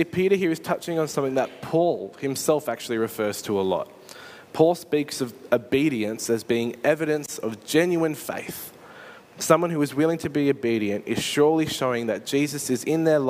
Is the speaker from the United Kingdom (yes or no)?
no; Australia; I'm pretty sure I'm Australian